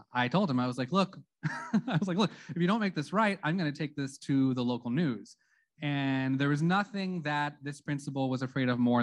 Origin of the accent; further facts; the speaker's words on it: Santa Clarita, California, United States; I'm from Santa Clarita, which is a historically, politically, and religiously conservative city